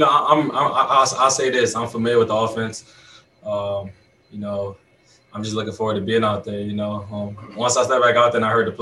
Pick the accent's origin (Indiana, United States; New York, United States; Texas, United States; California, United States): New York, United States; New York City; moved away; I'm from New York. I'm from Brooklyn